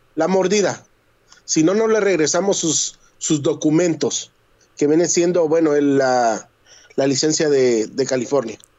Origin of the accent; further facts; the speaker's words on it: Guatemala; now in United States; Yo soy guatemalteco